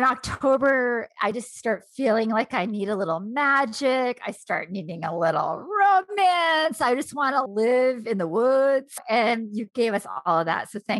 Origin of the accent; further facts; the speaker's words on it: New England, United States; I am from New England